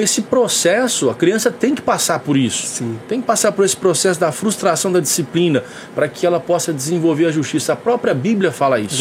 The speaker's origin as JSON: {"language": "Portuguese", "town": "São Joaquim da Barra", "region": "São Paulo", "country": "Brazil", "tie": "born or raised there", "also_born_or_lived": "Conselheiro Lafaiete, Minas Gerais", "said": "eu sou natural de lá, mas eu vim para São Joaquim da Barra, eu vim muito novo. Eu vim, é, não tinha nem um ano de idade ainda quando eu vim para São Joaquim ah, da Barra."}